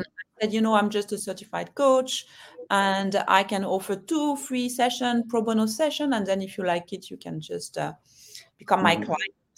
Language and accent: English; France; also born or lived in London / Hong Kong; now in Singapore; I'm French, as you can hear